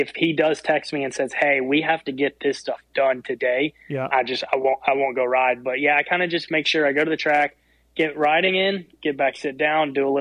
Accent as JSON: {"language": "English", "town": "Memphis", "region": "Tennessee", "country": "United States", "tie": "born or raised there", "moved": "as an adult", "lives_now": "Texas, United States", "said": "I actually grew up, so I'm from Memphis"}